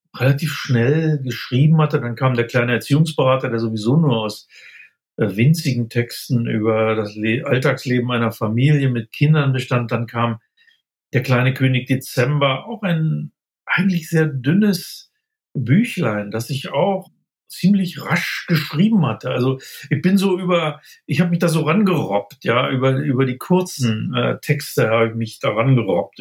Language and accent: German; Braunschweig, Lower Saxony, Germany; moved away as an adult; also born or lived in Göttingen; now in Munich, Germany; ich stamme aus Niedersachsen, aus Braunschweig